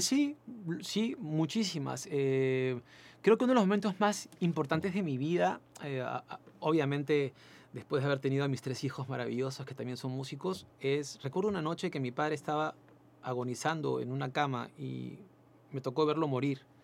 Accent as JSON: {"language": "Spanish", "country": "Peru", "also_born_or_lived": "Chile", "moved": "as an adult", "said": "fueron más de 180 mil peruanos que en esa época salimos"}